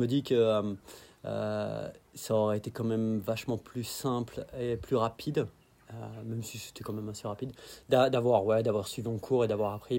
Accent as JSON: {"language": "French", "town": "Dijon", "region": "Bourgogne-Franche-Comté", "country": "France", "tie": "born or raised there", "also_born_or_lived": "Arve Valley, Alps", "moved": "as an adult", "lives_now": "New Zealand", "said": "j'ai grandi à Dijon"}